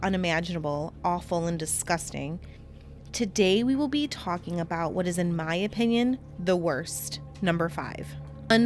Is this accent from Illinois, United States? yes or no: no; Michigan, United States; We're from Michigan